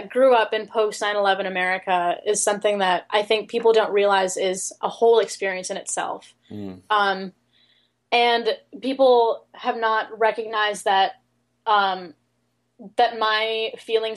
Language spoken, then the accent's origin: English; United States; both of them are immigrants from Pakistan, and I was born in the States.